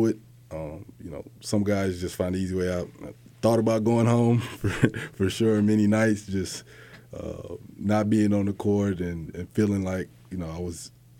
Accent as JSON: {"language": "English", "town": "Leander", "region": "Texas", "country": "United States", "tie": "born or raised there", "also_born_or_lived": "Killeen, Texas / Austin, Texas", "moved": "as an adult", "lives_now": "Boston, United States", "said": "I'm originally from Leander, Texas, is a small suburb outside of Austin. You know, I was an Army brat"}